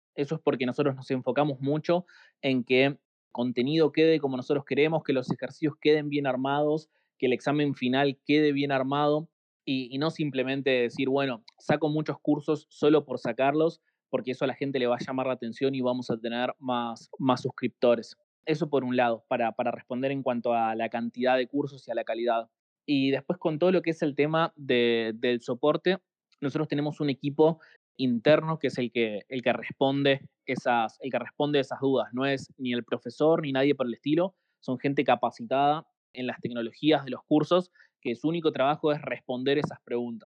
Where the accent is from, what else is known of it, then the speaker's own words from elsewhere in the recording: Argentina; como somos de acá